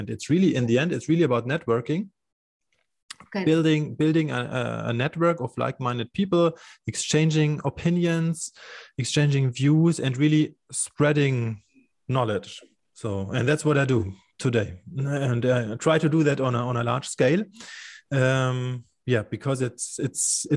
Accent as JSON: {"language": "English", "town": "Munich", "region": "Bavaria", "country": "Germany", "tie": "born or raised there", "said": "here in Munich, in my hometown"}